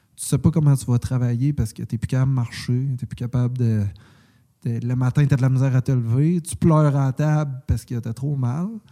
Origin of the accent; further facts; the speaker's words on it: Quebec, Canada; je suis québécois